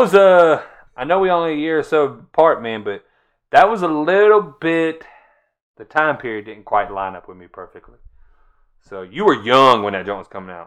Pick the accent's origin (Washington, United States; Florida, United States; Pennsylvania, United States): Florida, United States; I'm from Florida.